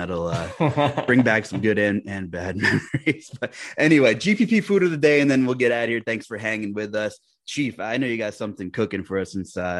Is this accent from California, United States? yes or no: no; Long Island, New York, United States; I'm from Long Island